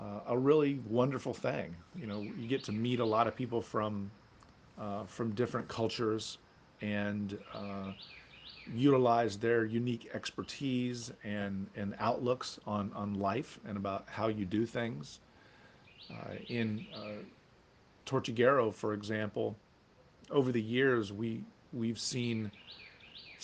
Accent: Orlando, Florida, United States; I grew up in Central Florida, in Orlando specifically

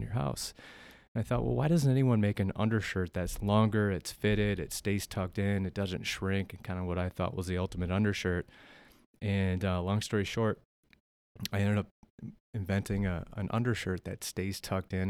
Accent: South Dakota, United States; born and raised in Melbourne, South Dakota, the northeast part of the state.

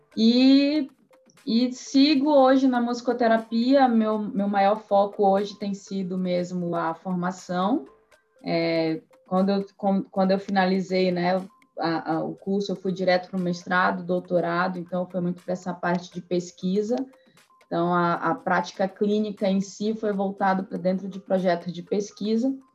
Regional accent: Santarém, Pará, Brazil; moved away as an adult; now in São Paulo, Brazil; eu sou de Santarém, no Pará, mas já estou aí há sete anos em São Paulo

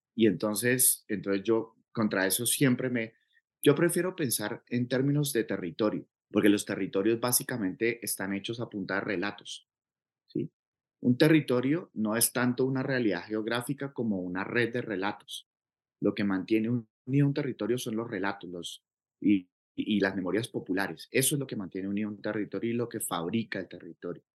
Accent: Cauca, Colombia; yo crecí aquí en el Cauca

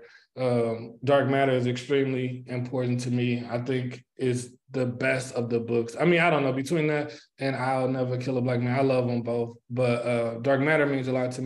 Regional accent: St. Louis, Missouri, United States; I am from St. Louis, Missouri. I grew up in Moline Acres in the Riverview Garden School District

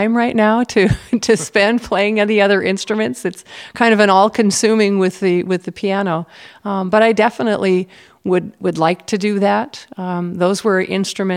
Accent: Midwest, United States; growing up in the Midwest

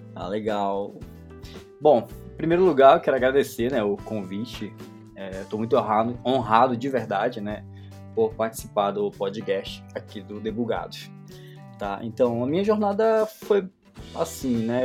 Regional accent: Belém, Pará, Brazil; eu sou de Belém do Pará

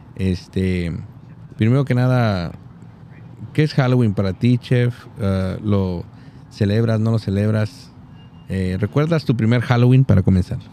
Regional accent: Súchil, Durango, Mexico; born or raised there

